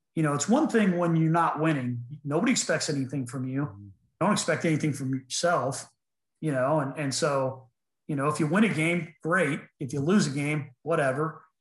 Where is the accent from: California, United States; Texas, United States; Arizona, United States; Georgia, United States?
California, United States; Sacramento; moved away as an adult; also born or lived in Dayton, Ohio; now in Pennsylvania, United States; I was in high school, you know, growing up in Sacramento